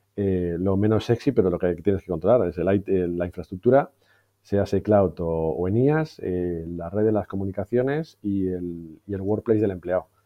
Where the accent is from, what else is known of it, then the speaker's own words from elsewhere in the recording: Madrid, Community of Madrid, Spain; also born or lived in Valencia / London / Barcelona; nací en Valencia, pero básicamente me crié en Madrid.